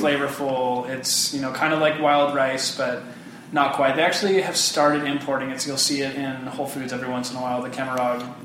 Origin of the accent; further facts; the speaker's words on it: Bay Area, California, United States; also born or lived in Hawaii; born in Hawaii, but I grew up in California